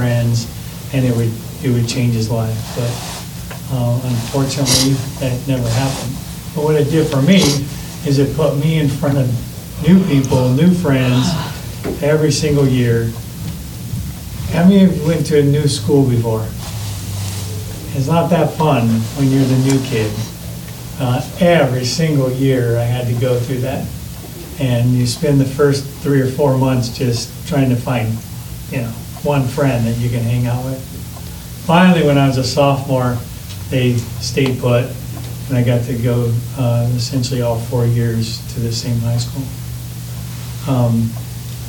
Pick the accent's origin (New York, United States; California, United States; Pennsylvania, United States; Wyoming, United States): California, United States; Modesto; When I was 12, I grew up in Modesto, California